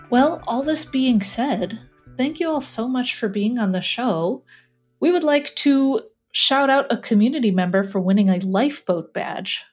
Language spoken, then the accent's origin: English; Midwest, United States; accent: Midwest; my Midwest accent